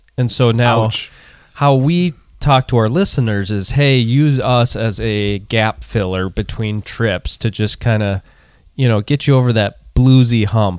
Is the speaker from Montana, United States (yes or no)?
yes; Montana, United States; I grew up